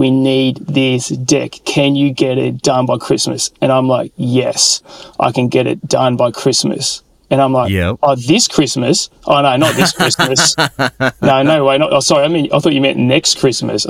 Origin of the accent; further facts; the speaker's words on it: Sydney, New South Wales, Australia; the church I grew up in Sydney